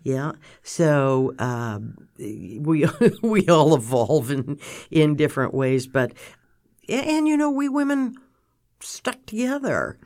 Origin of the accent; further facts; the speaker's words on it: Milton, Massachusetts, United States; I was from Milton